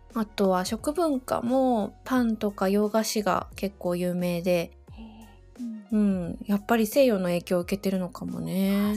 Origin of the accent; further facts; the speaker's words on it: Kobe, Hyogo, Japan; 私のふるさとは兵庫県神戸市です